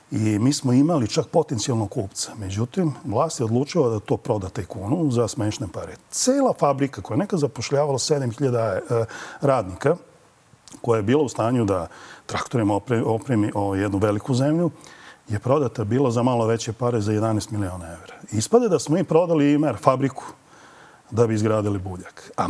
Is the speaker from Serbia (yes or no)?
yes; Belgrade, Serbia; kod nas na Rakovici, mi iz Rakovice